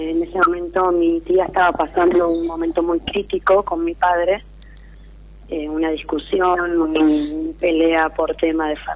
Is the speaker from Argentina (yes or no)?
yes; Rosario, Santa Fe, Argentina